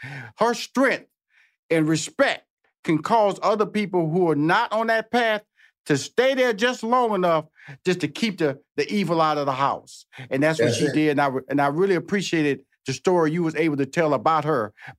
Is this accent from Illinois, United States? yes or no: no; Texas, United States; because I'm from Texas. I always got to throw out that Texas connection.